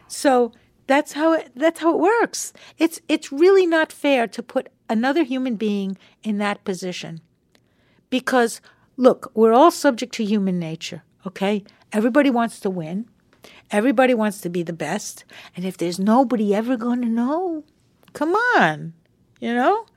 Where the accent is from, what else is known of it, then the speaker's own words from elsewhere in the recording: Long Island, New York, United States; we were kids growing up on Long Island together